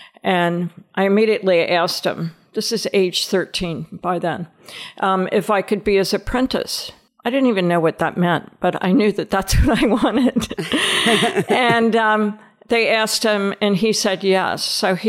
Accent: Nashville, Tennessee, United States; also born or lived in Long Island / Delaware; I was born on Long Island. We didn't stay there very long, only a couple of years. And then my father worked for DuPont. So we moved to Delaware. And we lived in Delaware for about 8 or 9 years. Then we moved to Nashville.

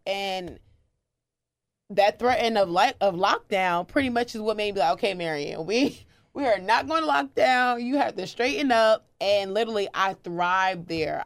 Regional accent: New Jersey, United States; moved away as an adult; also born or lived in Maryland; I was living in Maryland. I'm originally from New Jersey

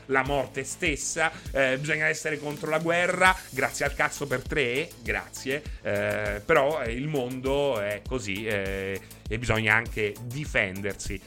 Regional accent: Rome, Lazio, Italy; sono nato a Roma il 5 gennaio 1980

